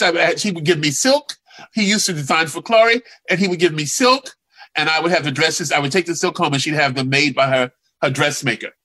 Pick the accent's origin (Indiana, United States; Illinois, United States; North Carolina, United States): North Carolina, United States; Durham; moved away; I came from Hicksville, Durham, North Carolina, tobacco